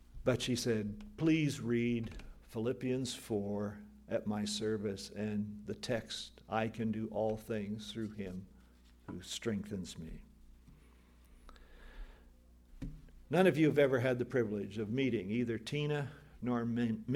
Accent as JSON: {"language": "English", "area": "Mahaska and Marion County", "region": "Iowa", "country": "United States", "tie": "born or raised there", "moved": "yes", "said": "so different from Mahaska and Marion County in Iowa 50 years ago, 75 years ago"}